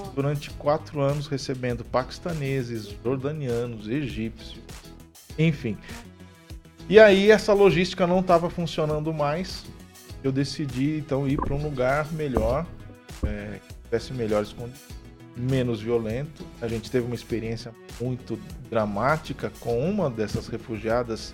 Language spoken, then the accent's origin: Portuguese; São Paulo, Brazil; moved away as an adult; now in Maringá, Brazil; eu sou natural de São Paulo, estava em São Paulo